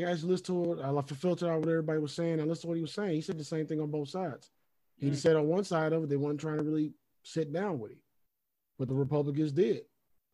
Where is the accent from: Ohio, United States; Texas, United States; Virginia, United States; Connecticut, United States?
Ohio, United States; Cincinnati; I grew up in Cincinnati and wasn't even all the way in it